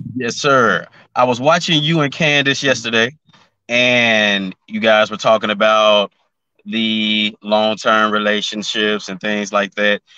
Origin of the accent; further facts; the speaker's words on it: Memphis, Tennessee, United States; now in Atlanta, United States; I'm from Memphis, Tennessee. I currently live in Atlanta